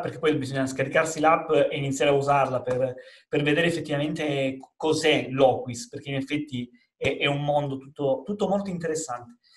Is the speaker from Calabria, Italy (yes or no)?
yes; Calabria, Italy; in Calabria, eh, che come sai è la mia terra nativa